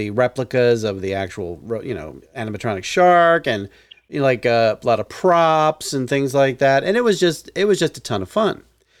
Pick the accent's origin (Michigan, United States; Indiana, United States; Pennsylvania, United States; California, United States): Pennsylvania, United States; Philadelphia; now in Las Vegas, United States; I'm from the Philly area originally.